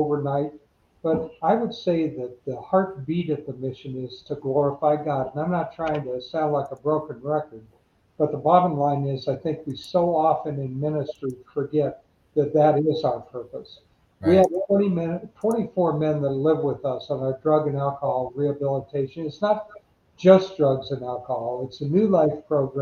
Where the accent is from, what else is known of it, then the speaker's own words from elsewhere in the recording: United States; I was born in the United States